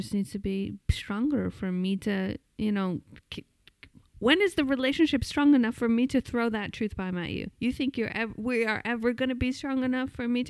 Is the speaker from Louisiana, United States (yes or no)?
no; New York, United States; being the New Yorker that I am.